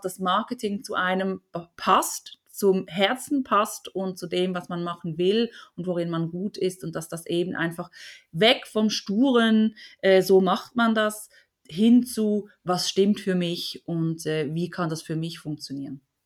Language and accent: German; Basel, Switzerland; hier aus der Region Basel, wo ich herkomme